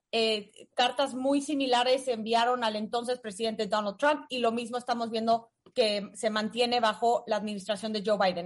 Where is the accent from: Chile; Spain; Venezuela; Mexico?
Mexico; somos los mexicanos.